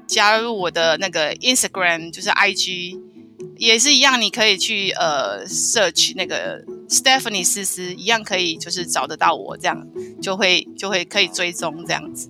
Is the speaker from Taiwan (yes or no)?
yes; Taiwan; 我就说我是台湾嗯。来的